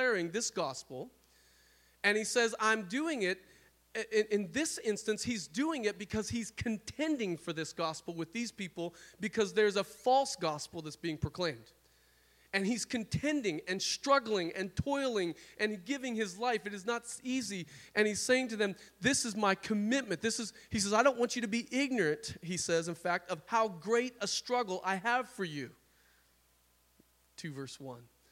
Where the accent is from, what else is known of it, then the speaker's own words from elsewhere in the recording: South Dakota, United States; now in Washington, United States; I'm from South Dakota